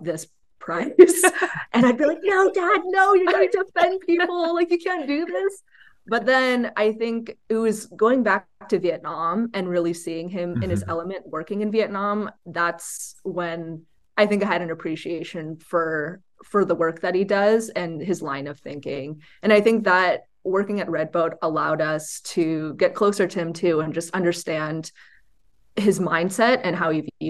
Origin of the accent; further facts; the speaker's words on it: United States; Tracy and I were both born in the US. We were surrounded by American culture.